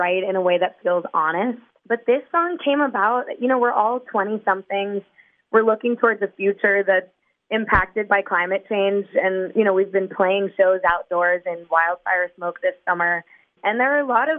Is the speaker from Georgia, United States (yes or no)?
no; New York City, New York, United States; We were all growing up in New York City